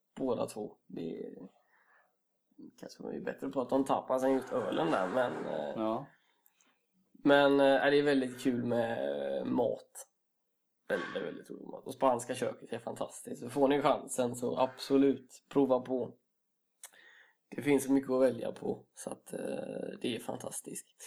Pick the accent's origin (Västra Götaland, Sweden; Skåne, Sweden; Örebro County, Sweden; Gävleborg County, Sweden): Västra Götaland, Sweden; Gothenburg; also born or lived in Karlstad; en stolt göteborgare och mm. det är eh, kul att komma hem till Göteborg igen